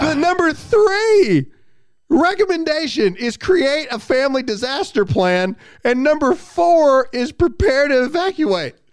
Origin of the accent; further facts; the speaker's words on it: Mississippi, United States; now in South Carolina, United States; I was born and raised in Mississippi, but I choose South Carolina.